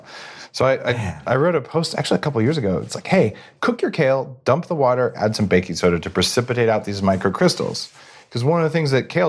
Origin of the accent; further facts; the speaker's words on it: New Mexico, United States; I grew up in New Mexico